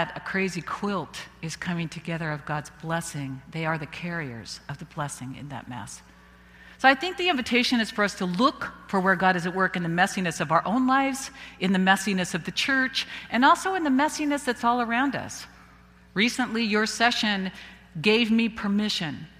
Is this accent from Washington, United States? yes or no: no; Visalia, California, United States; my hometown in Visalia